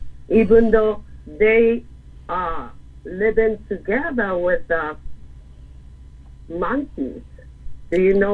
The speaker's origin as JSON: {"language": "English", "region": "Yamagata", "country": "Japan", "tie": "born or raised there", "second_language": "English", "moved": "as an adult", "lives_now": "United States", "said": "I was born in Yamanata."}